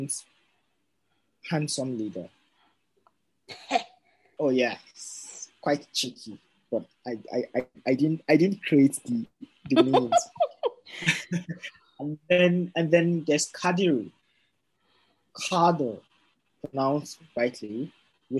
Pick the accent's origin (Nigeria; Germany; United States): Nigeria; North Central Nigeria; I am Nupi from North Central Nigeria